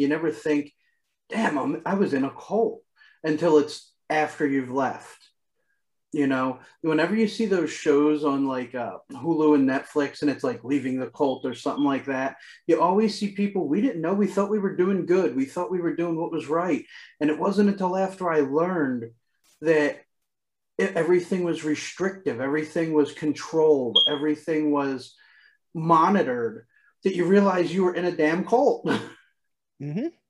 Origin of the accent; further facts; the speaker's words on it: Philadelphia, Pennsylvania, United States; I grew up in Philadelphia, it's very multicultural here